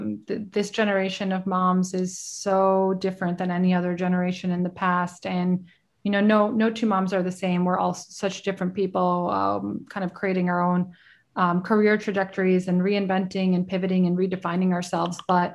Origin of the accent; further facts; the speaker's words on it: Brooklyn, New York, United States; also born or lived in Queens; having grown up in the city, I grew up in Brooklyn and in Queens and went to massive high schools and colleges.